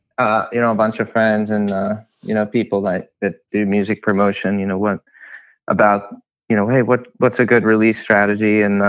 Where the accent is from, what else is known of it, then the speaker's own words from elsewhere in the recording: Alabama, United States; I grew up in Alabama.